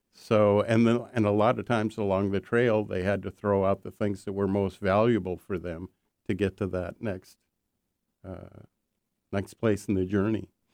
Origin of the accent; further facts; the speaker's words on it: Minnesota, United States; moved away; I grew up in Minnesota